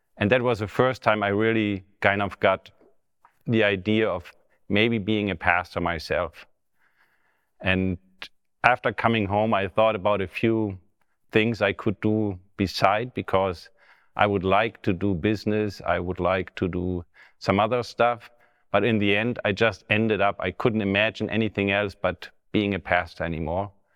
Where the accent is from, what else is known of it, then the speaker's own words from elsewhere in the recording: Germany; English is a second language; right now we are in the Bethany Revival Center in Bramstedt, which is close to my hometown